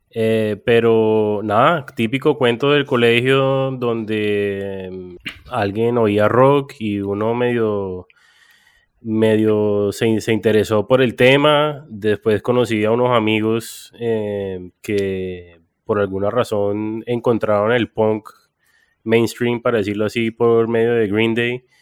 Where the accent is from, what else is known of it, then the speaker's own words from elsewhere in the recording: Cartagena, Bolívar, Colombia; also born or lived in United States; yo vengo de, de, Cartagena, o sea, yo, yo nací en Estados Unidos, pero me, fui para Cartagena muy joven.